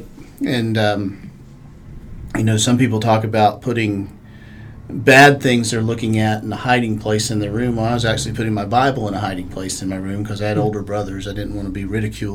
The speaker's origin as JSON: {"language": "English", "town": "Charlotte", "region": "North Carolina", "country": "United States", "tie": "born or raised there", "said": "I grew up in Charlotte"}